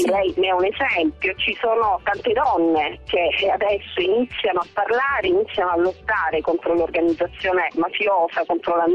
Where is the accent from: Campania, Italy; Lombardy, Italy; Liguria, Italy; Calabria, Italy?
Calabria, Italy; da calabresi